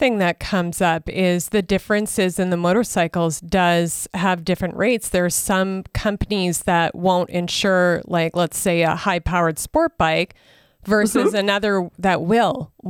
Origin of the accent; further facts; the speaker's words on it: Saskatchewan, Canada; now in Alberta, Canada; I'm originally from Saskatchewan, so I grew up with this.